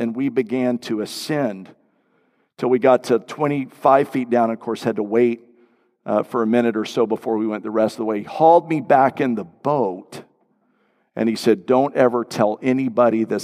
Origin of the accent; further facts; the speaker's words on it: Florida, United States; growing up in Florida, everything water, just love anything to do with the water